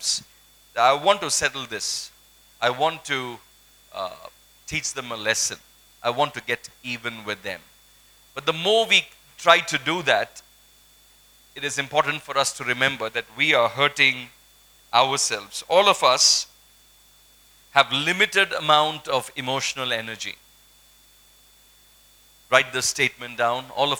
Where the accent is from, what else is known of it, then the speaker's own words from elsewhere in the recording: Kolkata, West Bengal, India; I grew up in Kolkata